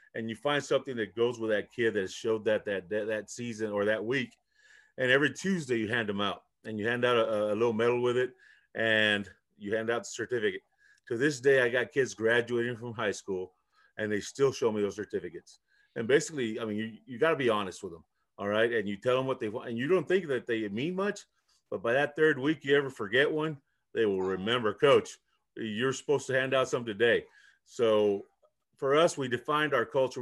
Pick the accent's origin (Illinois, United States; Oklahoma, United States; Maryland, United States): Illinois, United States; Chicago; first language Spanish; English is a second language; I was first generation, uh, coming from Mexico. Uh, so I learned English. I was born in Chicago